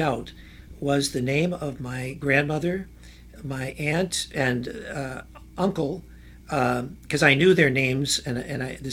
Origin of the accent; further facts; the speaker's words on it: Michigan, United States; moved away as an adult; also born or lived in Toledo, Ohio; my home state of Michigan